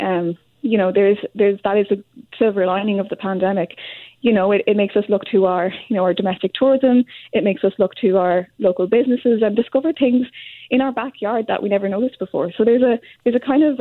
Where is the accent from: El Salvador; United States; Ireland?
Ireland; now in Montreal, Canada; when I arrived in Canada, actually, I'm from Ireland myself